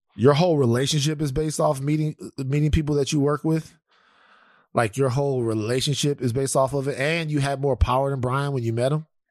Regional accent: Louisiana, United States; I'm a Louisianian

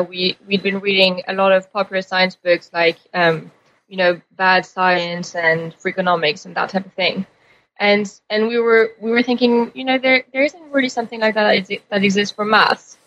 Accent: Paris, Île-de-France, France; moved away as an adult; also born or lived in Cambridge, England; I was born in Paris and went to school there

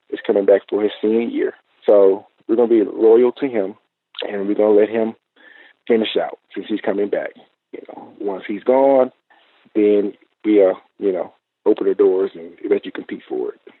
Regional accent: Texas, United States; I grew up here in Texas.

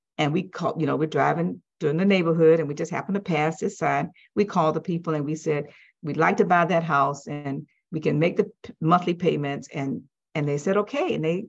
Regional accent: West Palm Beach, Florida, United States; West Palm Beach, Florida.

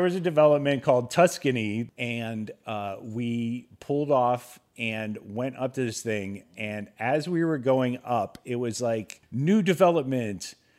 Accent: Ohio, United States; moved away; the scenery that I was accustomed to growing up in Ohio

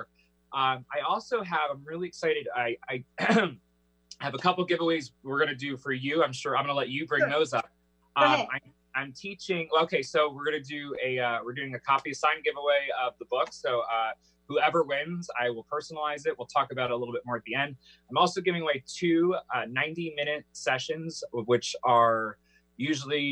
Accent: Philadelphia, Pennsylvania, United States; I love growing up in the East Coast because especially, you know, I was born in Philly

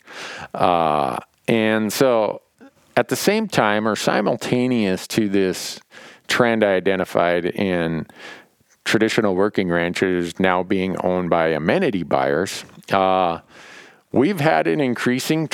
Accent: Montana, United States; my home state of Montana

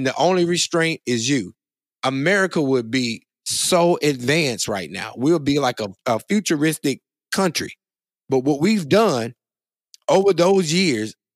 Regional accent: Monroe, Louisiana, United States; I'm from Monroe, Louisiana

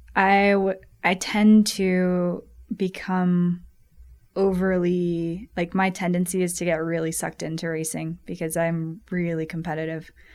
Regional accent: Colorado, United States; I was born here in Colorado, grew up doing a lot of skiing and mountain biking

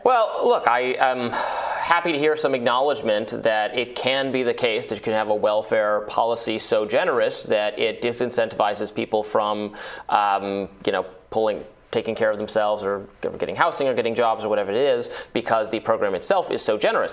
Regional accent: United States; as an American

